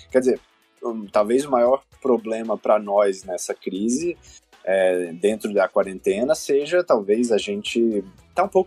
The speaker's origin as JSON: {"language": "Portuguese", "town": "Goiânia", "region": "Goiás", "country": "Brazil", "tie": "born or raised there", "said": "Eu sou de Goiânia, para quem não sabe, Goiânia, Goiás."}